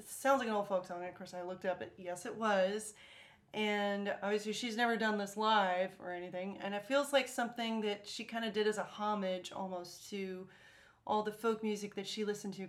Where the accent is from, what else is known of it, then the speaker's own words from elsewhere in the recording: United States; I'm American.